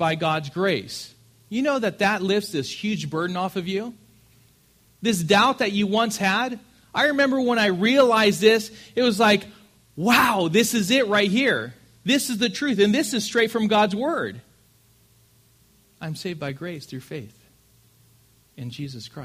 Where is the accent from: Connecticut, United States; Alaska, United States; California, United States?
California, United States; Grand Terrace; I grew up in Grand Terrace